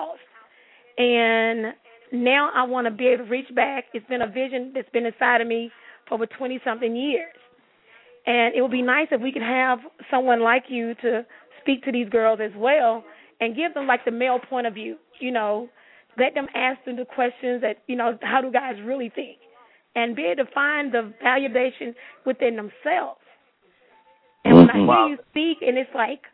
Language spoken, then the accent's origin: English; Atlanta, Georgia, United States; I'm from Atlanta